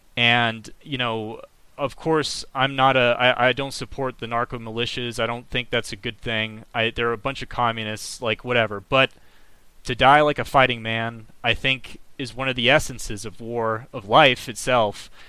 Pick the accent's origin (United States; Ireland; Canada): United States; I'm an American. I'm proud of being an American